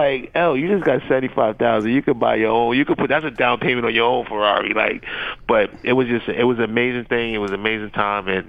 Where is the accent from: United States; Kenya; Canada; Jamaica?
United States; New York City, New York; we're from Queens